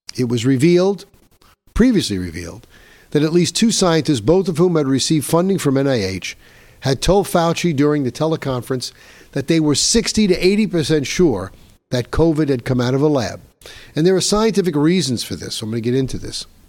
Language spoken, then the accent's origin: English; New York, United States; Here in my home state of New York, my home city of New York